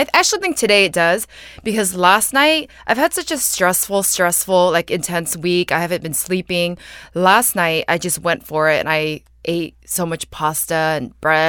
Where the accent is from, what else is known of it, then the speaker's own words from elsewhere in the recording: San Jose, California, United States; now in New York, United States; I grew up in San Jose, but I've lived in New York for 9 years, but I'm always in LA. So people always think that I live in LA, but I actually live in New York.